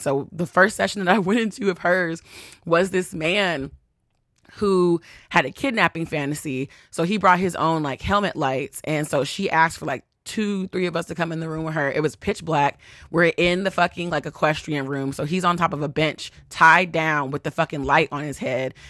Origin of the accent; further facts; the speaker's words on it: Texas, United States; accent: country; moved away; I'm from Texas